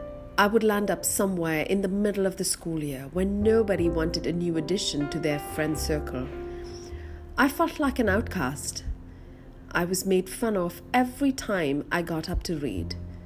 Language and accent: English; Mumbai, Maharashtra, India; born there; I was born in Bombay. My father's job took him all around the world, and though he had the opportunity to raise my sisters and me abroad, he chose to stay behind in India to instill good Indian values.